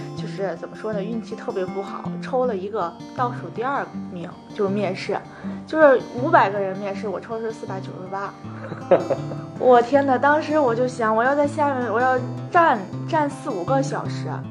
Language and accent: Chinese; Tianjin, China; 因为我家是天津的嘛